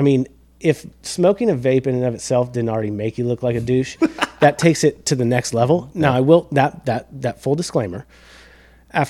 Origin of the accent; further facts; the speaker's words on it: Atlanta, Georgia, United States; moved away; I was raised in Atlanta area. So, you know, being from the South